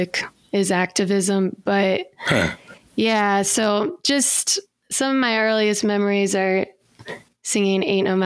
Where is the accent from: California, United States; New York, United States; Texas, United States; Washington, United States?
Washington, United States; outside of Seattle; now in Fort Collins, United States; I grew up outside of Seattle, Washington.